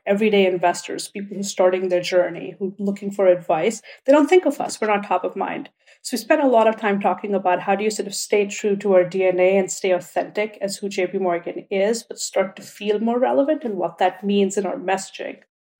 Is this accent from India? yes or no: yes; India; And even in India, I grew up in India.